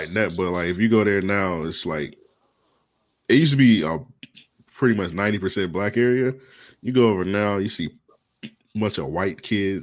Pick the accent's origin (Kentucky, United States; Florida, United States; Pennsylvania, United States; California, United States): Florida, United States; Jacksonville; my parents from here. I'm from Jacksonville, Florida